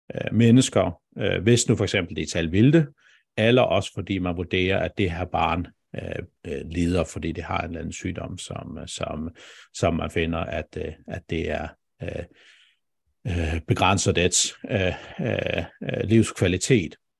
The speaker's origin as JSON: {"language": "Danish", "country": "Faroe Islands", "moved": "yes", "lives_now": "Denmark", "said": "nu var jeg så ret ung, da jeg flyttede fra færgerne, men, men, men jeg er færing"}